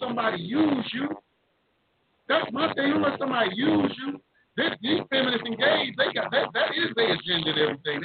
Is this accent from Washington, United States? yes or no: no; Dallas, Texas, United States; moved away; also born or lived in Atlanta; I'm from Oak Cliff in Dallas, Texas, and I've been around my people